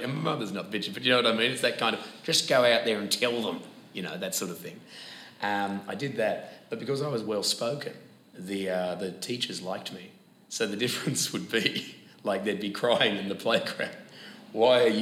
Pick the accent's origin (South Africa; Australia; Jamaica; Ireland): Australia; Perth, Western Australia; accent: broad Australian; moved away; I grew up in Perth, Western Australia, where sport was very important